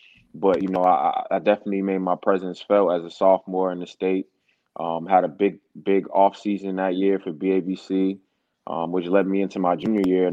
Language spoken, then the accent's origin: English; Boston, Massachusetts, United States; any kid growing up in Roxbury, you know, Dorchester, Mattapan